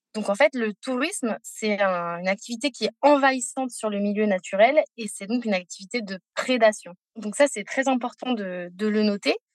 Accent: Paris, Île-de-France, France; also born or lived in Costa Rica; j'ai grandi à Paris, loin de la mer

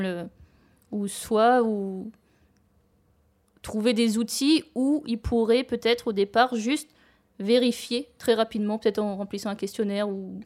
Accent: Réunion; moved away; je suis originaire de l'île de La Réunion

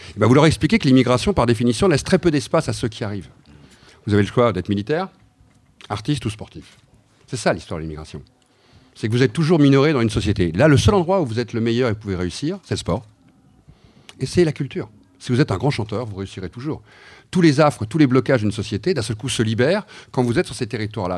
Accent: Brittany, France; je suis breton

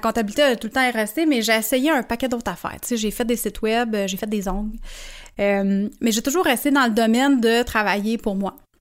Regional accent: Sainte-Thérèse, Quebec, Canada; also born or lived in Montreal (Saint-Henri) / Verdun, Montreal; quand mes parents se sont séparés, j'avais 8 ans. Je suis déménagée avec ma mère sur la rue nord de Montréal, dans le coin de Sainte-Thérèse

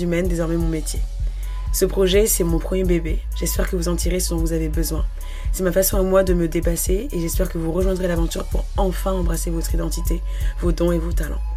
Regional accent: France; also born or lived in Gabon; je suis originaire du Gabon, bien que j'ai grandi en France quasiment toute ma vie

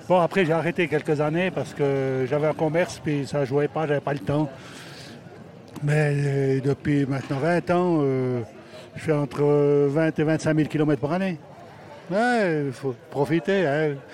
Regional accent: Switzerland; accent: Swiss; Moi, j'ai de Suisse, hein, donc. D'après mon accent.

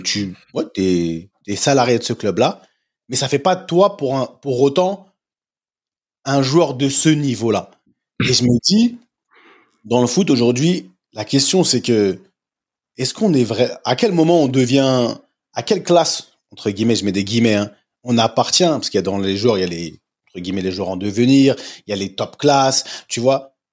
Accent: France; moved away; je suis parti tôt de la France

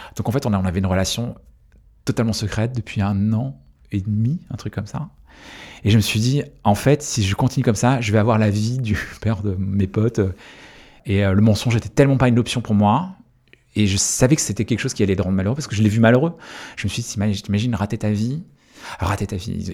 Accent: Quimper, Brittany, France; je suis breton, c'est une, de mes identités, c'est quelque chose qui est important pour moi, puisque j'ai grandi en Bretagne et je suis né là-bas.

